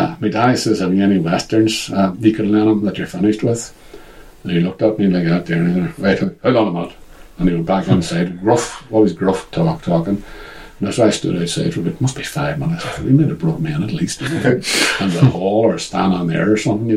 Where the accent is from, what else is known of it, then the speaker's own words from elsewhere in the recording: Derry, Northern Ireland, United Kingdom; I've talked about living in Craig and growing up in Craig